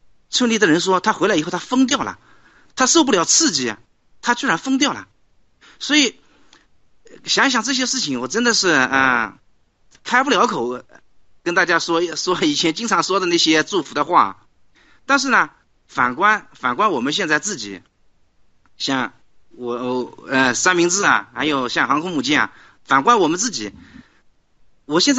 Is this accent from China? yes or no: yes; China; 我们中国人一旦脱离了中共，几个月这个人的面貌就能发生翻天覆地的变化。